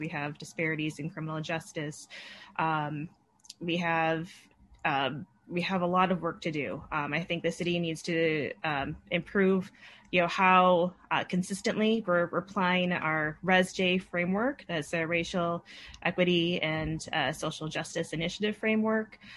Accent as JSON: {"language": "English", "town": "Madison", "region": "Wisconsin", "country": "United States", "tie": "born or raised there", "said": "I was born and raised in Madison"}